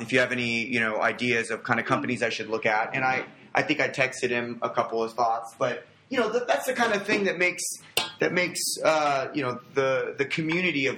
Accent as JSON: {"language": "English", "town": "Los Angeles", "region": "California", "country": "United States", "moved": "yes", "said": "I'm originally from Los Angeles"}